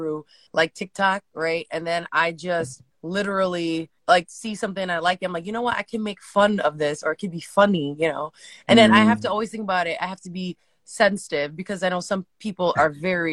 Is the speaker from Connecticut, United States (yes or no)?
yes; Connecticut, United States; born or raised there; also born or lived in California